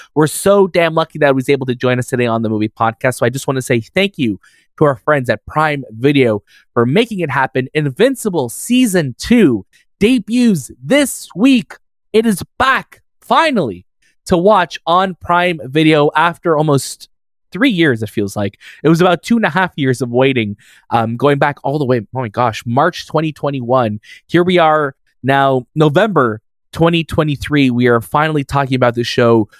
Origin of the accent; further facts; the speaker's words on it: Canada; we're Canadian